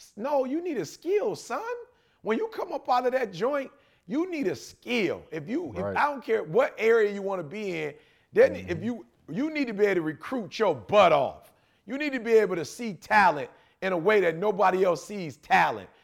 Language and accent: English; Detroit, Michigan, United States; I'm from Detroit